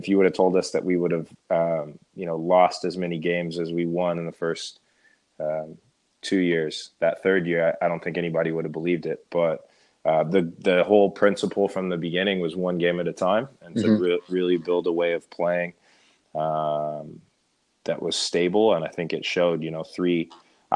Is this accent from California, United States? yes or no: yes; Stockton, California, United States; I'm from Stockton and building a Division I program, kind of in my hometown and in my backyard